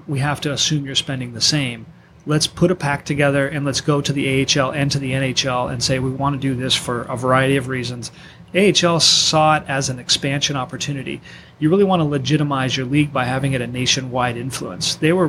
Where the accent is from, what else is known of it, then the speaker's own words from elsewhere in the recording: Orange County, California, United States; also born or lived in Ohio; now in San Diego, United States; I grew up in Orange County.